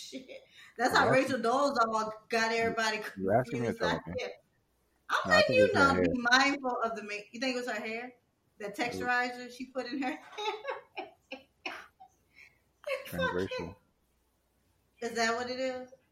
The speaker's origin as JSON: {"language": "English", "region": "Louisiana", "country": "United States", "said": "And I'm from Louisiana, but I live in Georgia. And I honestly, whoever I hang with the most, I started talking like them, like without even realizing it."}